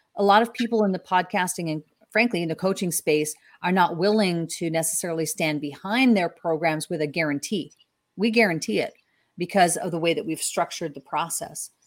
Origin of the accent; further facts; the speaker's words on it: Canada; I'm from Canada